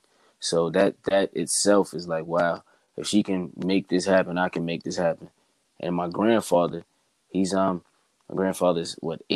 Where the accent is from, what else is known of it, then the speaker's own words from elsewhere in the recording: Bayonne, New Jersey, United States; I have my hometown Bayonne behind me right now